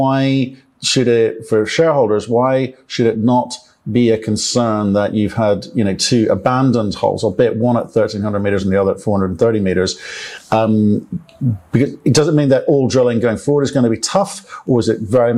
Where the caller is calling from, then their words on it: Cape Town, Western Cape, South Africa; Well, I'm calling you from Cape Town